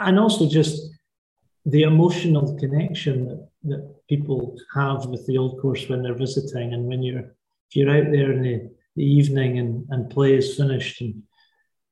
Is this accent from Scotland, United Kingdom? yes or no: yes; Lundin Links, Scotland, United Kingdom; also born or lived in St Andrews; I was born in St. Andrews, I was brought up and still live in a village called London Links, which is about 10 miles from St. Andrews.